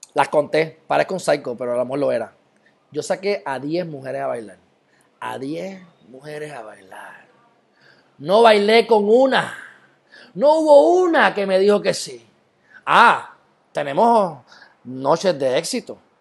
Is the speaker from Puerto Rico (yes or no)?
yes; Puerto Rico; soy puertorriqueño